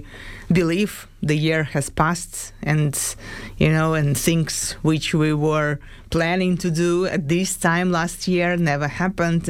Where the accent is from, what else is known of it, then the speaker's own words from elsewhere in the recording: Ukraine; my hometown